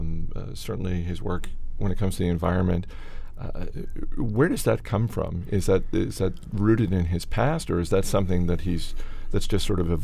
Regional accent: Maine, United States; I'm also from Maine

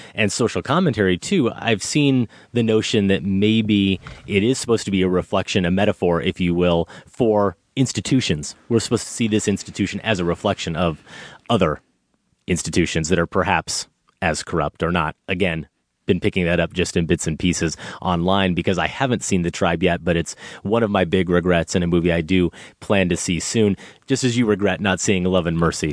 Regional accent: Iowa, United States; I'm from Iowa

